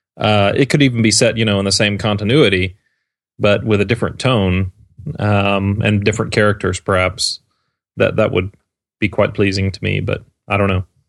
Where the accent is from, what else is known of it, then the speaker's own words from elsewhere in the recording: Georgia, United States; my home state of Georgia, in Atlanta